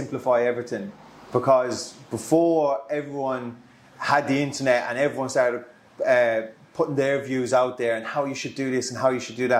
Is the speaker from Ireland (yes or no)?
yes; west of Ireland, Ireland; now in Solihull, United Kingdom; I'm originally from Ireland, from the west of Ireland. I'm based here in Birmingham, live out of Solihull.